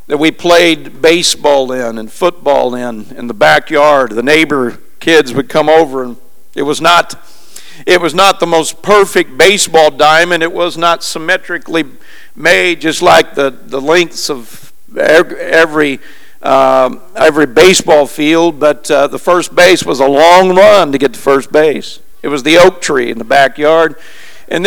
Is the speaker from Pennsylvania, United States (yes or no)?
no; Springfield, Missouri, United States; moved away; I'm a long ways from home. My hometown is Springfield, Missouri.